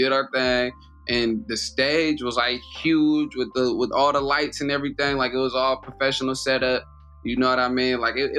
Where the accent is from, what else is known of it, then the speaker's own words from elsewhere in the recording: Oakland, California, United States; I'm from Oakland, so that's like a hometown hero right there.